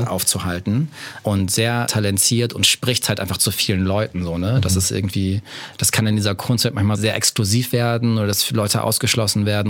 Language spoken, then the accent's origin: German; Bielefeld, North Rhine-Westphalia, Germany; ich bin in Nordrhein-Westfalen aufgewachsen, mhm. in Bielefeld